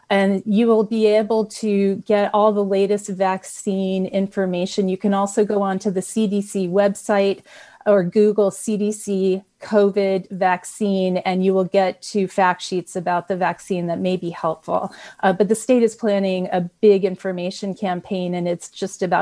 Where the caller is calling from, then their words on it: Napa, California, United States; Yeah, I'm … from Napa